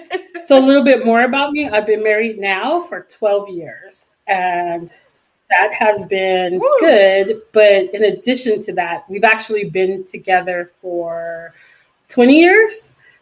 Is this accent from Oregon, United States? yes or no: no; Los Angeles, California, United States; I'm actually from LA, born and bred in California, which is rare nowadays.